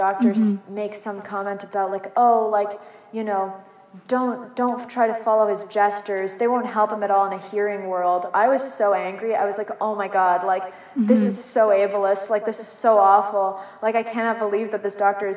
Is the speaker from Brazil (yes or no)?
no; Canada; we are Canadian, we are not American